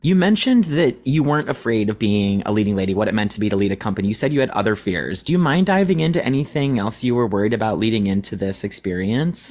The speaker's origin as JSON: {"language": "English", "town": "Cleveland", "region": "Ohio", "country": "United States", "tie": "born or raised there", "said": "We grew up in Cleveland, Ohio"}